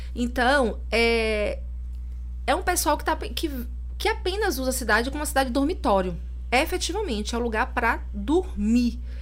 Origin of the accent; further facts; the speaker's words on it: Salvador, Bahia, Brazil; also born or lived in Lauro de Freitas; eu sou soteropolitana